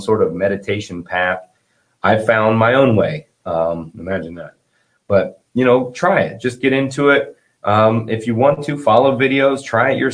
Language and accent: English; the South, United States; I'm from the South